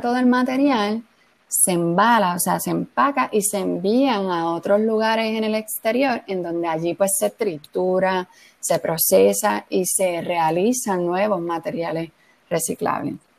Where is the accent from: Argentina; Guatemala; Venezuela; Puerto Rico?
Puerto Rico; como puertorriqueños